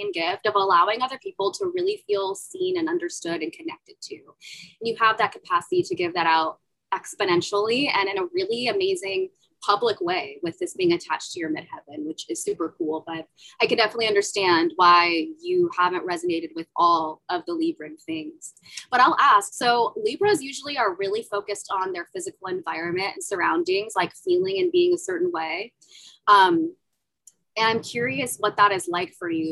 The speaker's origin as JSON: {"language": "English", "region": "Central California", "country": "United States", "tie": "born or raised there", "said": "I grew up in the Central Californian desert"}